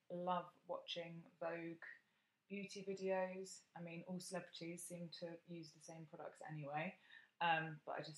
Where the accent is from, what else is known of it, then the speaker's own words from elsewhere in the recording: Bath, South West England, United Kingdom; when I was growing up in Bath